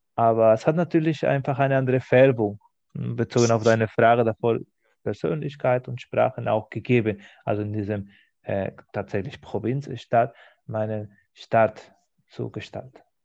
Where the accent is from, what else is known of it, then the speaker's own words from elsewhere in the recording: Spain; German is a second language; moved away as an adult; now in Germany; wo ich aufgewachsen bin in Spanien